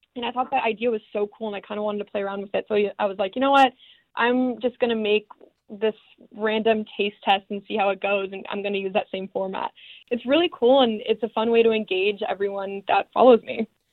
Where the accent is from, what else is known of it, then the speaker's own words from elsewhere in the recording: San Diego, California, United States; moved away as an adult; also born or lived in Arizona; now in Los Angeles, United States; I am originally from San Diego, California